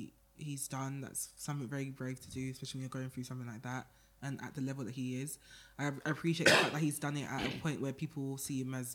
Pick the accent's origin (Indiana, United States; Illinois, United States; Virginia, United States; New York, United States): New York, United States; And I know it because I'm from New York. I've seen it.